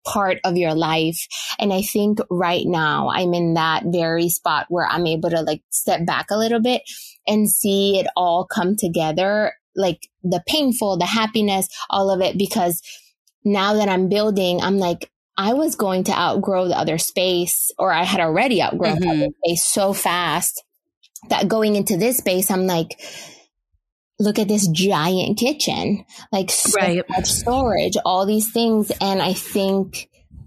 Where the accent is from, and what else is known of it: Honduras; now in Charlotte, United States